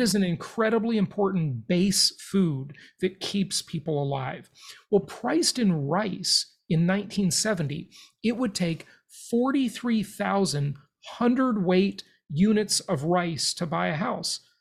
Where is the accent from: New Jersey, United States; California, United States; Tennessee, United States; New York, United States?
California, United States; Los Angeles; where I grew up in Los Angeles, California